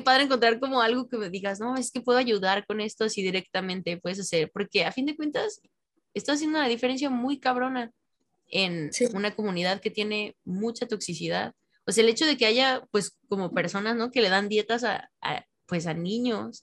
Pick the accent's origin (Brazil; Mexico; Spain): Mexico; soy mexicano